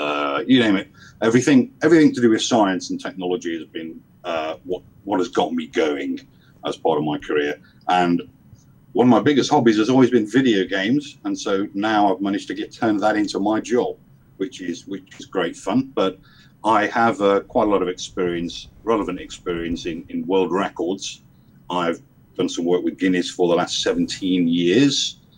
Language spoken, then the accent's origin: English; Liverpool, North West England, United Kingdom; now in Essex, United Kingdom; Okay, well, I'm from Liverpool originally. Not that you can tell anymore from my accents. I'm in the UK. I live on the southeast coast in a place called Essex